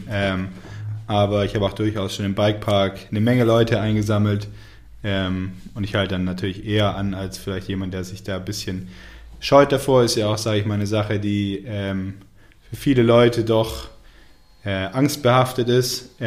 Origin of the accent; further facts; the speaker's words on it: Tübingen, Baden-Württemberg, Germany; ich komme ursprünglich aus Tübingen, also nicht weit von hier, ähm, 45 Minuten.